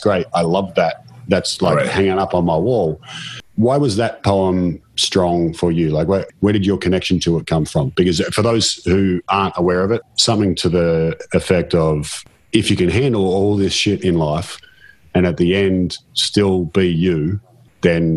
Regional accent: Australia; I'm from Australia

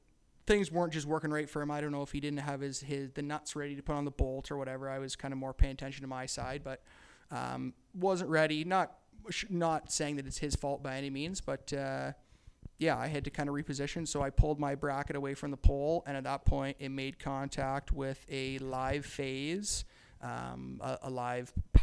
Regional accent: Campbellford, Ontario, Canada; I'm from Campbellford, Ontario. Born and raised

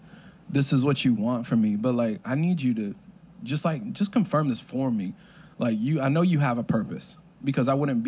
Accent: Florida, United States; also born or lived in New Haven, Connecticut / Waterbury, Connecticut; moved down to Florida. Been here since then

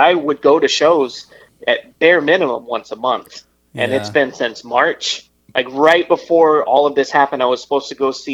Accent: Riverside, California, United States; moved away as an adult; now in Los Angeles, United States; I'm originally from Riverside, so not too far.

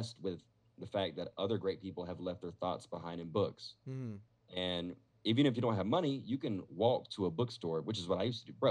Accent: Statesboro, Georgia, United States; moved away as an adult; now in Las Vegas, United States; I'm from a small town of Georgia, by the way. I'm from Statesboro, Georgia

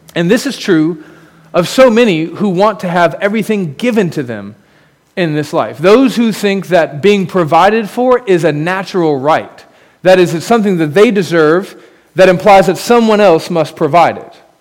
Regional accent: United States; As an American

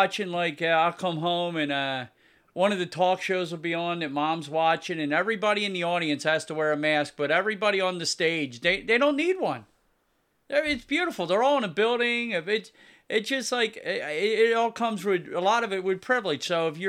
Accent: United States; It's horrible, and I'm American Indian, so I read a ton about it

